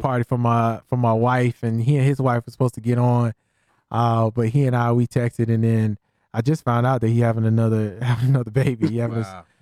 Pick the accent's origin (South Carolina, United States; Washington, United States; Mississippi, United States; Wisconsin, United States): South Carolina, United States; Columbia; we grew up in Columbia, South Carolina